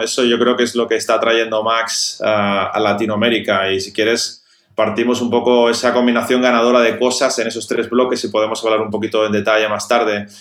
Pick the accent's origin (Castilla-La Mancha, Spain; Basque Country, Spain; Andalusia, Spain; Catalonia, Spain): Catalonia, Spain; Barcelona; yo soy de Barcelona